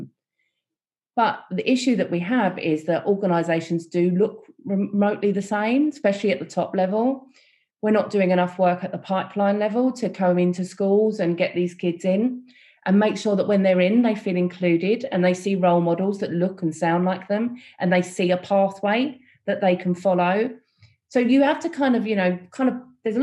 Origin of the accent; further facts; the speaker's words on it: London, United Kingdom; growing up in East London, you know, there was a people from all different backgrounds